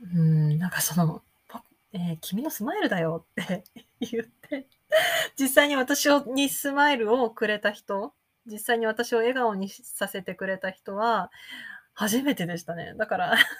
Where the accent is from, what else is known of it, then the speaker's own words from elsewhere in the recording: Japan; first language Japanese; moved away as an adult; also born or lived in United States; 自分の母語、日本語